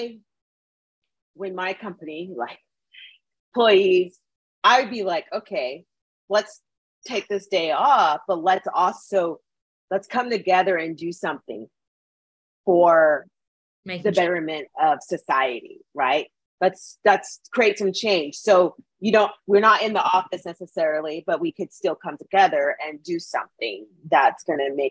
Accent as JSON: {"language": "English", "town": "Edmonton", "region": "Alberta", "country": "Canada", "tie": "born or raised there", "said": "where I grew up in Edmonton"}